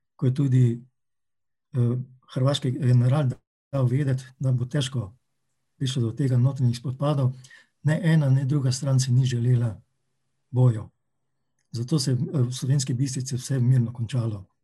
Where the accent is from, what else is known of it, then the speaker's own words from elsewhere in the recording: Maribor, Drava, Slovenia; Rojen sem pa v Mariboru in Mariborčana se počutim vedno in skos, tudi Slovenca